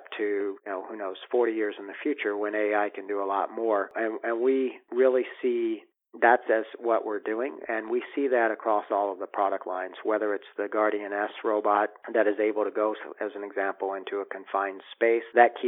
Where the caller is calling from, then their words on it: Bellevue, Washington, United States; I'm calling you from Bellevue, near Seattle today.